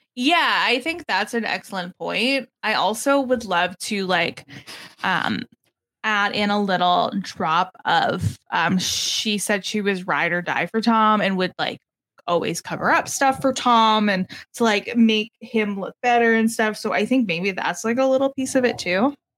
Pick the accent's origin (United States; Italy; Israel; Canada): Canada; I'm Canadian